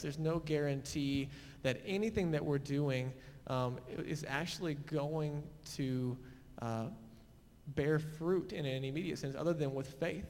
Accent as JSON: {"language": "English", "town": "Fort Worth", "region": "Texas", "country": "United States", "tie": "born or raised there", "moved": "as an adult", "lives_now": "Boulder, United States", "said": "we grew up mostly in the Keller area, Fort Worth, Saginaw"}